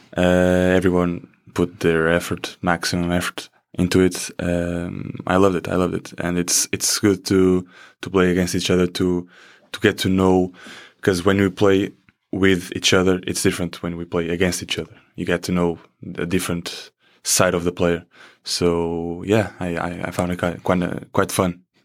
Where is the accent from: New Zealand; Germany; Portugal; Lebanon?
Portugal; first language Portuguese; English is a second language; moved away as an adult; also born or lived in Iowa; now in United States; we in Portugal, I think, I guess, uh, from the time I lived here, I guess our English in middle school and high school is the same as Spanish here